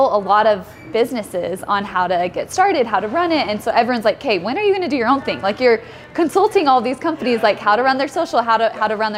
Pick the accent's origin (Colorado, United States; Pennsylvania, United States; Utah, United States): Utah, United States; Salt Lake City; born and raised in Salt Lake City, lived here pretty much my whole life